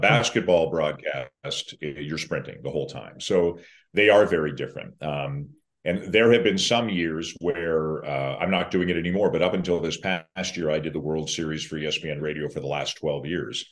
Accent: Toronto, Ontario, Canada; I'm from Toronto

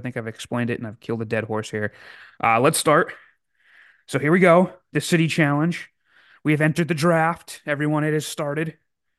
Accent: Canada

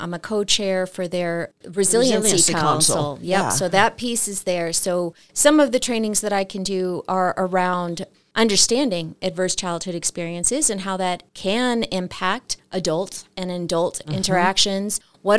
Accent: Boston, Massachusetts, United States; now in Flagstaff, United States; I came from Boston in August of 99, so I guess just about 23, 24 years.

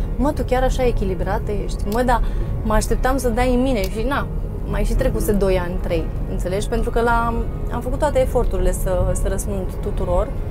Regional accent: Deva, Hunedoara County, Romania; also born or lived in Fălticeni, Suceava County, Romania; Eu crescând la Deva

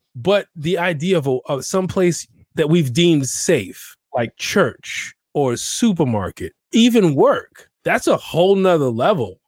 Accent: New York, United States; growing up in New York

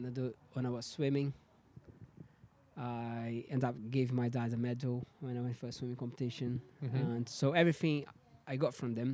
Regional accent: Brazil; Like, I know what people say about Brazil, how dangerous it is and stuff, but I had a great moment

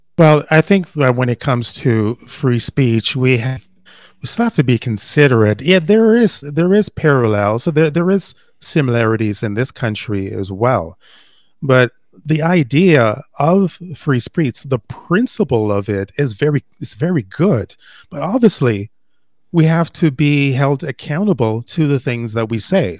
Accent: Toronto, Ontario, Canada; also born or lived in Jamaica; When I was growing up in Toronto

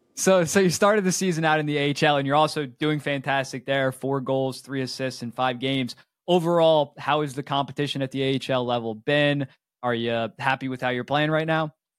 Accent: United States; I'm from America

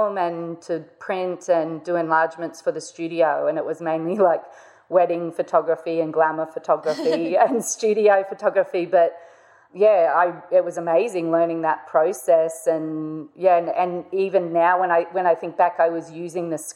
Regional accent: North Queensland, Australia; I grew up in North Queensland

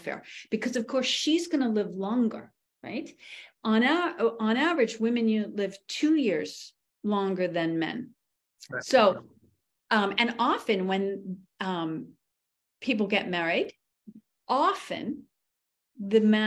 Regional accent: New England, United States; where I grew up in New England, money is kind of considered crass

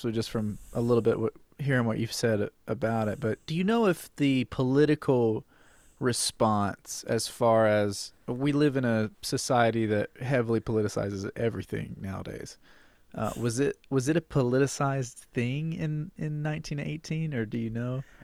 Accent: Alabama, United States; I am from Alabama. I'm sitting in Alabama right now. I grew up in Alabama.

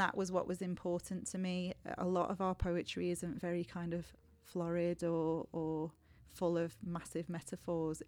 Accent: Warrington, North West England, United Kingdom; I grew up in Warrington, really close to Liverpool and Manchester

